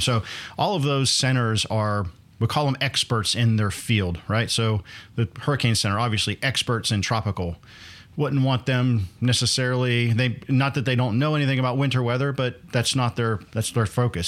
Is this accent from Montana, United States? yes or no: no; Northwest Pennsylvania, United States; moved away; I grew up in Pennsylvania